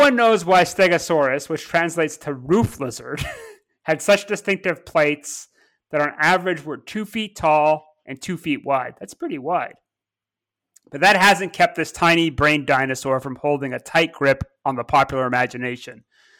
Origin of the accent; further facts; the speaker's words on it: Ontario, Canada; I guess I'm from Cottage Country near Toronto.